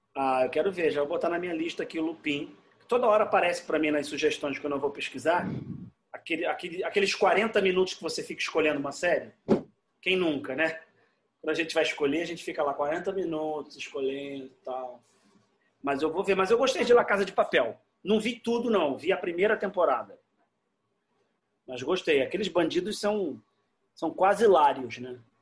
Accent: Rio de Janeiro, Brazil; Eu sou carioca, eu amo o Rio

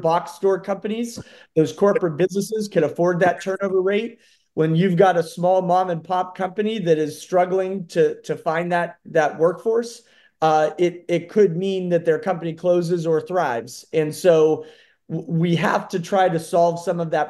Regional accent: Howland, Ohio, United States; also born or lived in Cleveland, Ohio; I currently reside in Howland and grew up in Howland, graduated from Howland High School in 2009

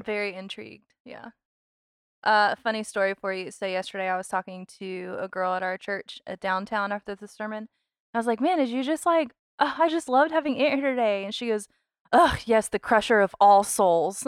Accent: Charleston, South Carolina, United States; I am from Charleston

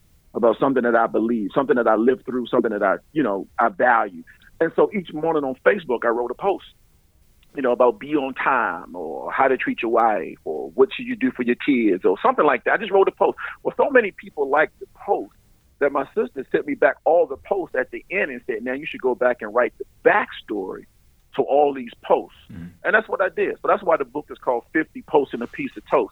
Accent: Baltimore, Maryland, United States; moved away as an adult; also born or lived in Arlington, Texas / Dallas, Texas; I grew up in Baltimore

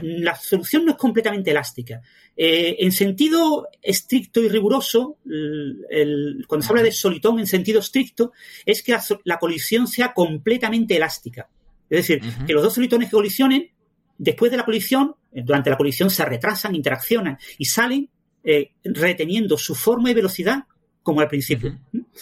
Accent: Mijas, Andalusia, Spain; also born or lived in Málaga; yo nací en Mijas

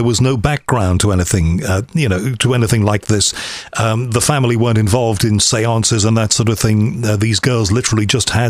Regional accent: Liverpool, North West England, United Kingdom; I'm from Liverpool

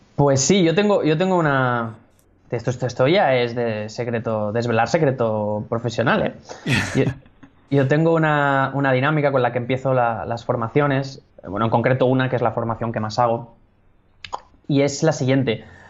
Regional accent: Catalonia, Spain; soy, soy, catalán.

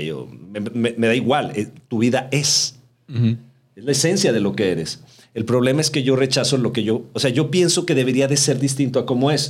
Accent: Mexico City, Mexico; born there; Somos, nacimos en la Ciudad de México.

